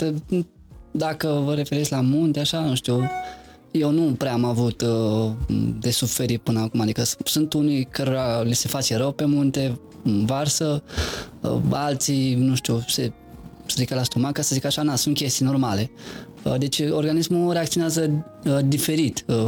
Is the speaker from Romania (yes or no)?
yes; Neamț County, Romania; moved away as an adult; also born or lived in Târgu Frumos, Iași County / Cluj-Napoca; m-am născut în Argeș, județul Neamț, am făcut liceul la Târgu Frumos, județul Iași